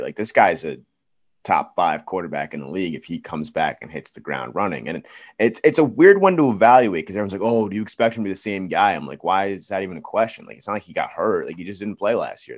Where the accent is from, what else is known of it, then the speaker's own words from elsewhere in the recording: East Coast, United States; I am actually from the East Coast